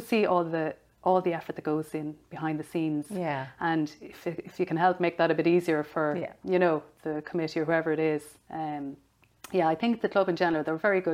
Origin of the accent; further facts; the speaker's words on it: Tipperary, Munster, Ireland; moved away; I'm from Tipperary